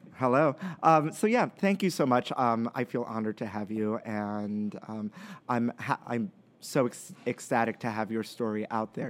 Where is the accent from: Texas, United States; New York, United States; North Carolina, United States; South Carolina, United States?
New York, United States; New York City; we grew up in Brooklyn